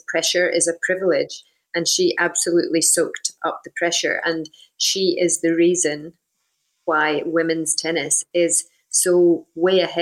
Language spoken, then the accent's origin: English; Scotland, United Kingdom; from where we came from, you know, very small town in the middle of Scotland